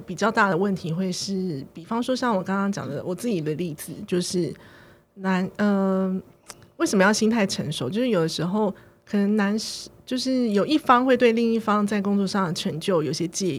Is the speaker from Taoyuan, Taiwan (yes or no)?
yes; Taoyuan, Taiwan; 可是我却要说我是桃园人这样子